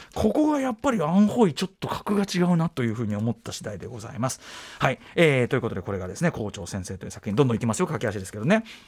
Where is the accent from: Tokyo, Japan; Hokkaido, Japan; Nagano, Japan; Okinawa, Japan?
Tokyo, Japan; 僕は東京に生きる東京人としても昭和の東京人